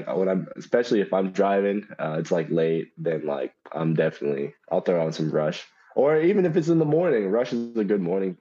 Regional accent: Dallas, Texas, United States; Yeah, we're from Dallas.

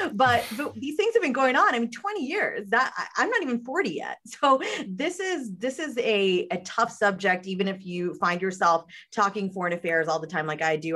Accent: United States; I'm I'm born and raised on American soil

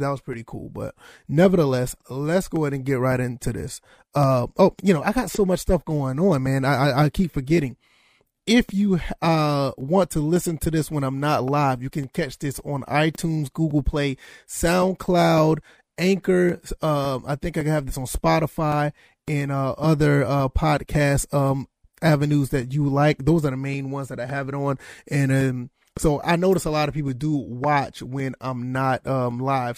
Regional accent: Savannah, Georgia, United States; born and raised in Savannah, Georgia, lived there pretty much most of my life, my childhood and my teenage years.

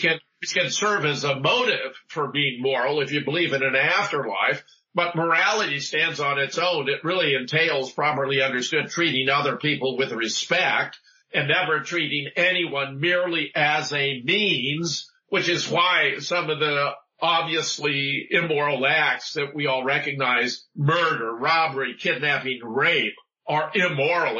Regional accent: South Pasadena, California, United States; born or raised there; moved away as an adult; also born or lived in Duluth, Minnesota; now in Oregon, Wisconsin, United States

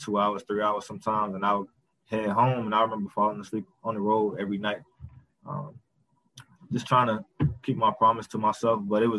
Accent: Greenville, North Carolina, United States; I'm from North Carolina, Greenville, Eastern North Carolina.

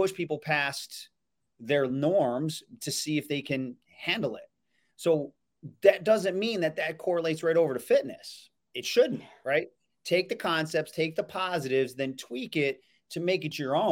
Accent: Elmira, New York, United States; I'm from Elmira, New York

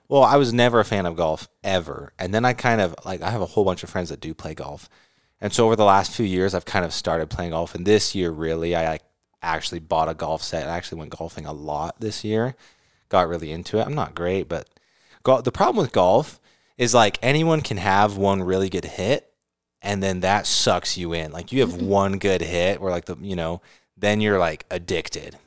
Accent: California, United States; moved away; also born or lived in Utah / Arizona; I grew up in California

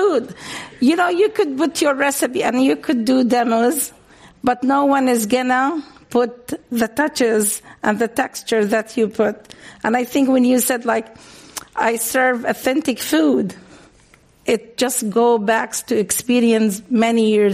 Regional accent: Palestine; now in San Francisco Bay Area, United States; I'm Palestinian

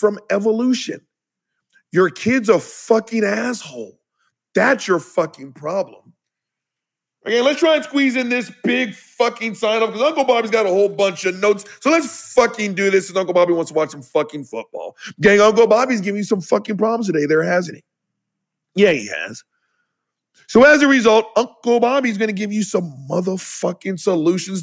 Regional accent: the South, United States

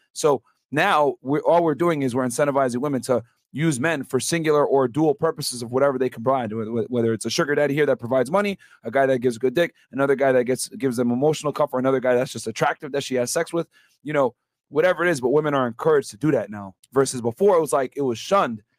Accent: Connecticut, United States; now in Miami, United States; I'm from Connecticut originally

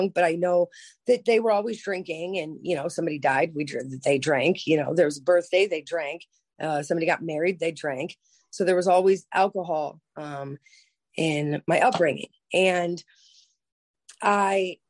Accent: Lorain, Ohio, United States; also born or lived in Cleveland, Ohio; I grew up in Lorain, Ohio

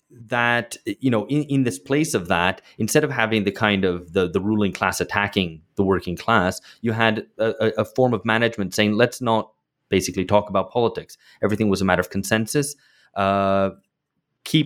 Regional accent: United Kingdom; And I grew up in Britain then.

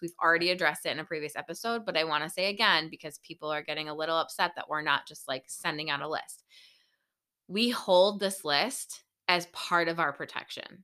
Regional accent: Buffalo, New York, United States; we're from Buffalo, New York

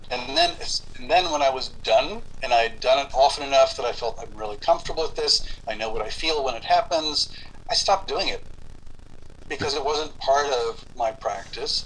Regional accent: Cuba; moved away; I was born in Cuba

